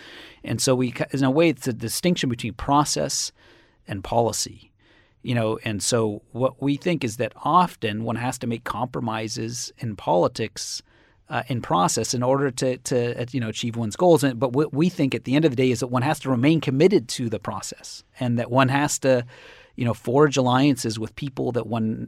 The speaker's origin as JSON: {"language": "English", "town": "Cambridge", "region": "Massachusetts", "country": "United States", "said": "I come from Cambridge, Massachusetts, and it's a, you know, solidly blue state."}